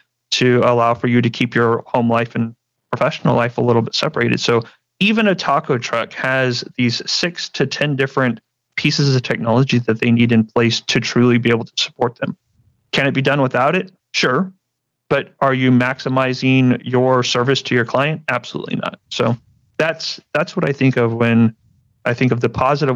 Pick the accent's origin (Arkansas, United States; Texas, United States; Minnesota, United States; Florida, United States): Texas, United States; San Antonio; I'm from San Antonio, Texas, born and raised here